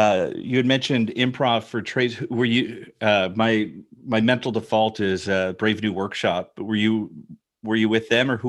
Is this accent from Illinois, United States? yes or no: yes; Rockford, Illinois, United States; moved away; so I grew up in Northern Illinois, in Rockford, Illinois.